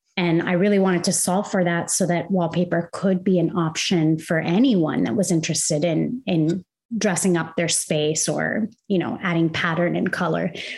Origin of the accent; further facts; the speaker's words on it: Kuwait; moved away as an adult; also born or lived in Arizona, United States / Indiana, United States; now in United States; I'm originally from Kuwait, which is in the Middle East. Uh, I was born and raised there, and I moved to the US to go to Arizona State University's interior design program